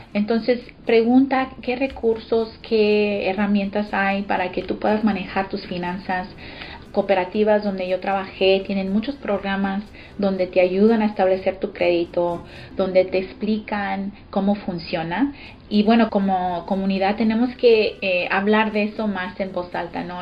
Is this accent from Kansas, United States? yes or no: no; Austin, Texas, United States; born or raised there; also born or lived in Los Angeles, California